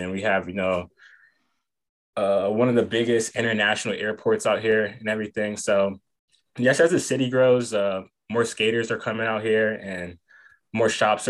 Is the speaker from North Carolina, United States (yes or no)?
yes; Charlotte, North Carolina, United States; So I grew up skating in Charlotte, North Carolina.